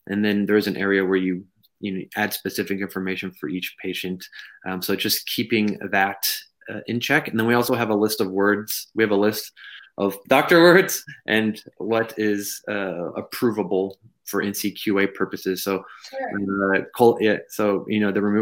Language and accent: English; Texas, United States; I'm from Texas